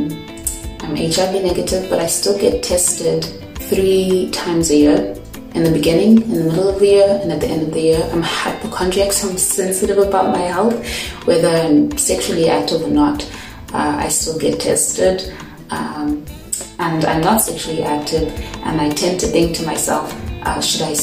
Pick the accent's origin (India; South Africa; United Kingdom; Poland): South Africa; I'm from South Africa.